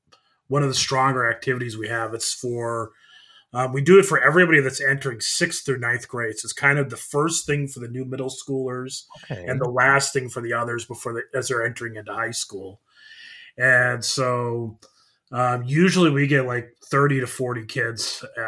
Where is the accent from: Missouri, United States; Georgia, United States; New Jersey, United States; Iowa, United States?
Iowa, United States; Ankeny; I grew up in Ankeny, Iowa. Went to seminary St. Louis.